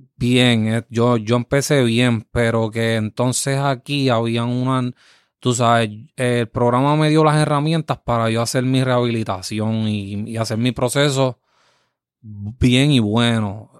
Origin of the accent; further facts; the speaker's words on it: Yabucoa, Puerto Rico; mi pueblo